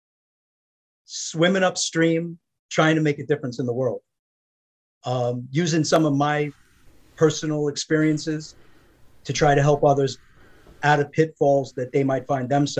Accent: New York, United States; I grew up in New York in a traditional middle-class family, construction worker family

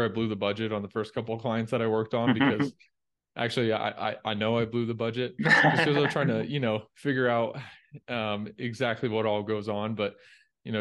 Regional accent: Indiana, United States; moved away as an adult; also born or lived in Dallas; I grew up in Indiana

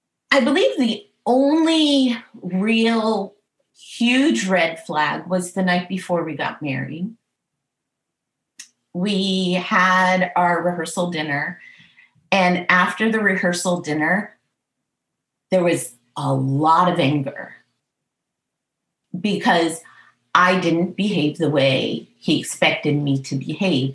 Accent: New England, United States; I was from the New England area

